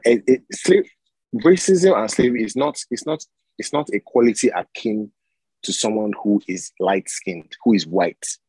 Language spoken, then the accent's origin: English; Badagry, Lagos, Nigeria; I'm from Badagry, right, in Nigeria, in Lagos.